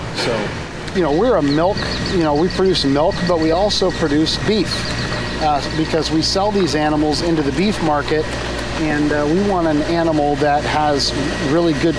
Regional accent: Visalia, California, United States; moved away as an adult; now in Galt, United States; we were born and raised in Visalia on a 300 cow dairy

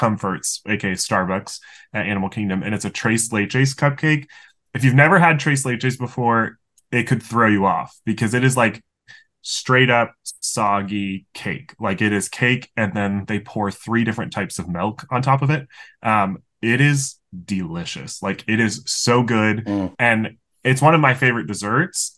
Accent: Tampa, Florida, United States; growing up in the Tampa area

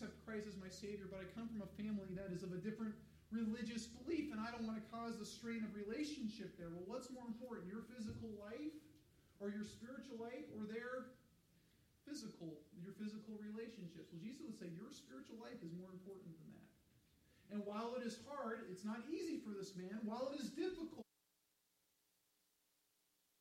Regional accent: Colorado, United States; I grew up in Colorado

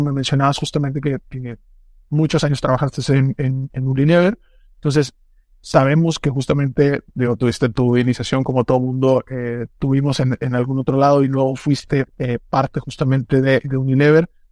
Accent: Mexico

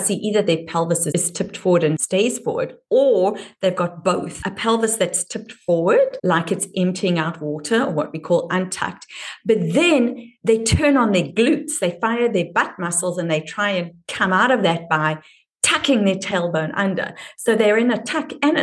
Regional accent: Durban, KwaZulu-Natal, South Africa; accent: South African (Durban); moved away; the nuance of my accent places me as from Durban, which is more of an English accent than a Dutch accent.

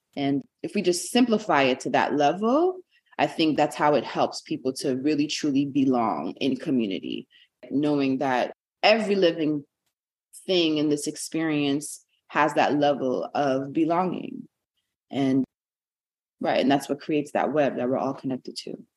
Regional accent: New York City, New York, United States; I was born and raised in Brooklyn, New York.

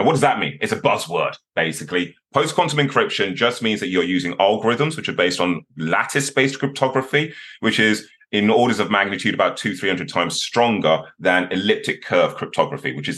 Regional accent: Birmingham, West Midlands, United Kingdom; also born or lived in London; I'm a Brummie. I'm from Birmingham myself originally. I was born in a council estate, homeschooled

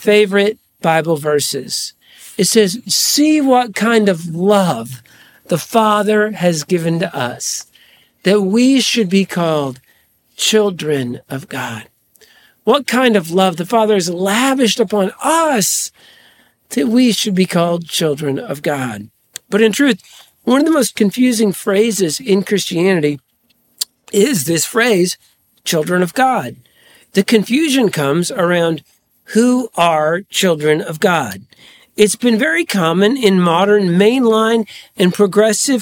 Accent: Charleston, Illinois, United States; now in Washington, Illinois, United States; I grew up in Charleston, Illinois

